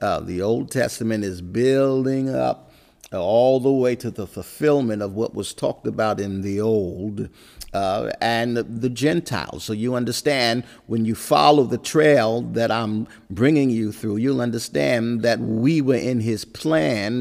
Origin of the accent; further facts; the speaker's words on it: New York City, New York, United States; I was born in Harlem